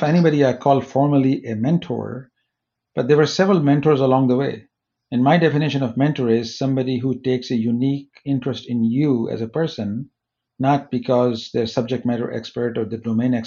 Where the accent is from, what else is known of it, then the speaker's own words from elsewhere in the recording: Pakistan; moved away as an adult; also born or lived in Minneapolis, United States / Silicon Valley, United States; now in United States; I was born in Pakistan